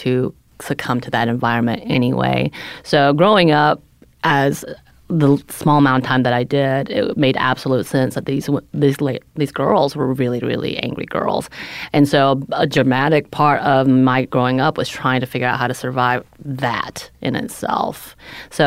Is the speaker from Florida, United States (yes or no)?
no; north Georgia mountains, United States; accent: Southern; also born or lived in South Korea; about an hour and a half north in the mountains of Georgia